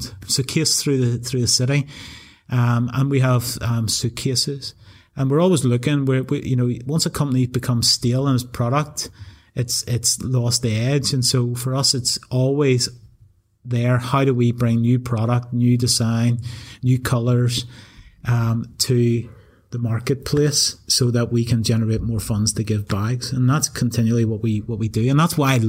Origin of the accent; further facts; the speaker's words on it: Newtownabbey, Northern Ireland, United Kingdom; moved away as an adult; also born or lived in England; I grew up in Newton Abbey